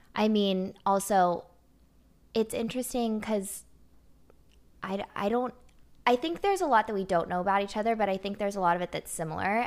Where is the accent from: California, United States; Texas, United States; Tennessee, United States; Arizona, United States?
Tennessee, United States; Nashville; also born or lived in Los Angeles; I was born in Los Angeles, but I was raised here in Nashville